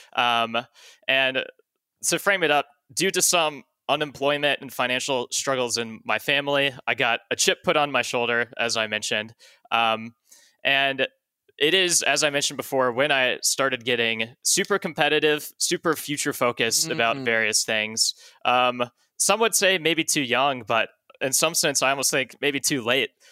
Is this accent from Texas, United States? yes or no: yes; Dallas, Texas, United States; moved away as an adult; I was born and raised in Texas